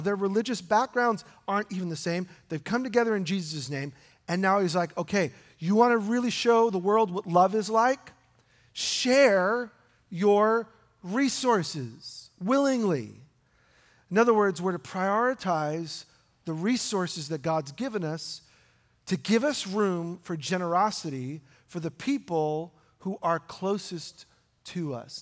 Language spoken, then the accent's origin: English; New York, United States; I grew up in New York